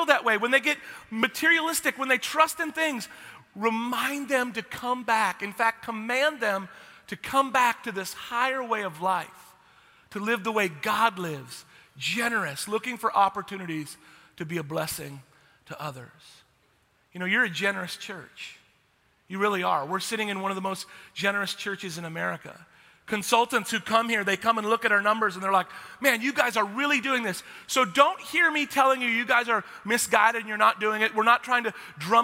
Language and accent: English; Texas, United States; I'm from Texas